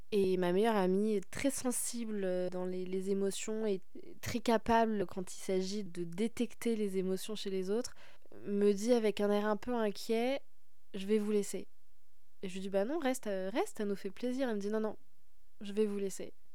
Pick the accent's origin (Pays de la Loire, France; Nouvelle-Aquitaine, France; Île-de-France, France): Île-de-France, France; Paris; je suis parisienne